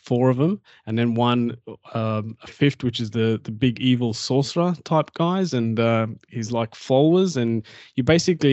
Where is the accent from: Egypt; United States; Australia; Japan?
Australia; I'm Aussie.